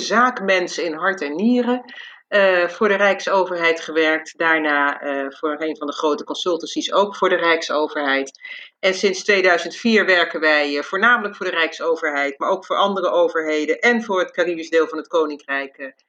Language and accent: Dutch; Curaçao; ik ben zelf opgegroeid op Curaçao